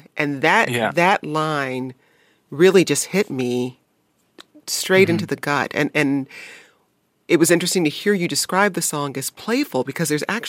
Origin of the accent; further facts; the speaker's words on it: Detroit, Michigan, United States; I grew up in Detroit and there was a lot of blues played when I grew up.